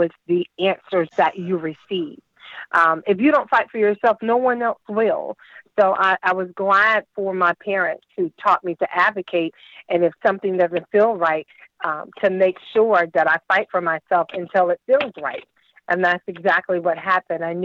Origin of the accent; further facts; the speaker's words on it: Virginia Beach, Virginia, United States; also born or lived in North Carolina; now in Washington, D.C., United States; I'm originally from Virginia Beach